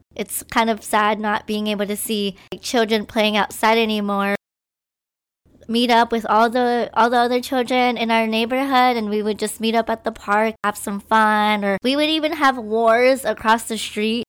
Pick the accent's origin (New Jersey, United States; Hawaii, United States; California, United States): Hawaii, United States; Maui; also born or lived in Philippines; I was born in the Philippines, and my family and I moved to Hawaii on the island of Maui. I basically grew up here. Hawaii has always been my home.